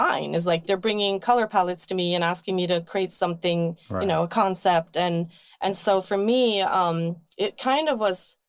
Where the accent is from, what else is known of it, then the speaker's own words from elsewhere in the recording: Sweden; now in Brooklyn, United States; growing up in Sweden, we would just go out on the field and pick forage